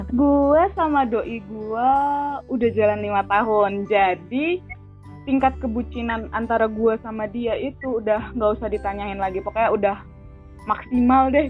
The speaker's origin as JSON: {"language": "Indonesian", "region": "Jakarta", "country": "Indonesia", "said": "doi gue nih beda beda provinsi tinggalnya sama gue dia dari Jawa Timur gue dari Jakarta"}